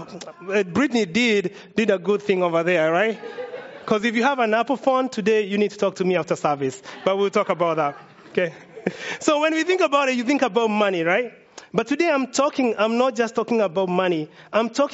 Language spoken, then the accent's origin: English; Kenya; now in United States; I'm from Kenya